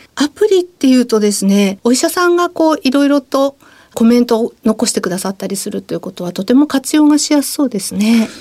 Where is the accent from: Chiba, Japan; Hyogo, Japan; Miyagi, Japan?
Miyagi, Japan; Sendai; moved away; 私のふるさと仙台の企業